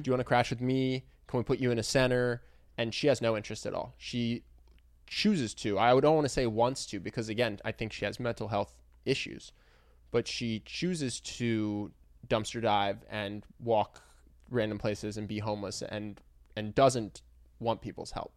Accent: Philadelphia, Pennsylvania, United States; my hometown

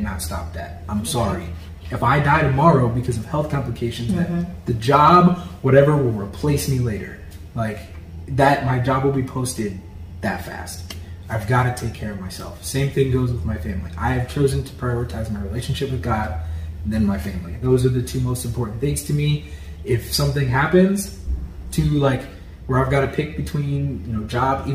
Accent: Belleville, Illinois, United States; also born or lived in St. Louis, Missouri; now in Atlanta, United States; I'm a kid from St. Louis, Southern Illinois. Actually, shout out Belleville and all the people who I went to high school

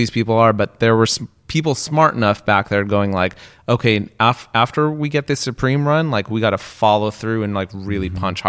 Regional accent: West Coast, United States; I could tell you a completely different story because I grew up on the West Coast.

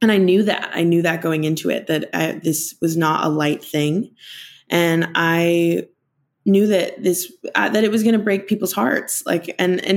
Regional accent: Boise, Idaho, United States; moved away as an adult; now in Los Angeles, United States; I flew home to Boise

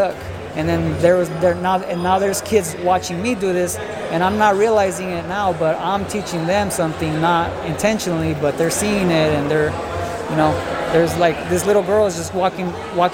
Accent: Oxnard, California, United States; I'm from Oxnard. So I grew up in an area called Colonia

